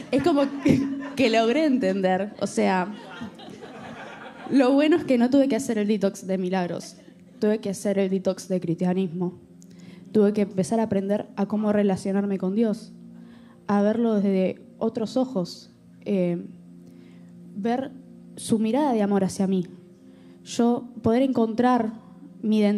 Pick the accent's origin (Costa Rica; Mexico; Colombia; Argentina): Argentina; yo vengo, yo soy argentina, por si no se dieron cuenta.